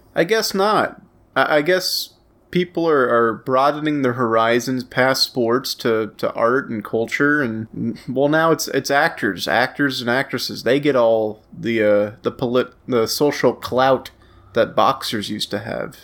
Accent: Louisiana parish, United States; the parish that I hail from declared a state of emergency on my birthday

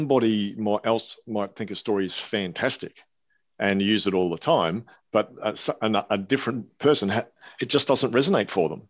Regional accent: Australia; I'm Australian.

